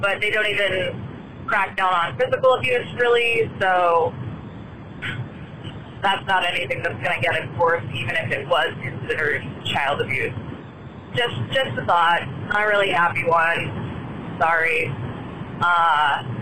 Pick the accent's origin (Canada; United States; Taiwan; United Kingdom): United States; Colorado; I'm from Colorado.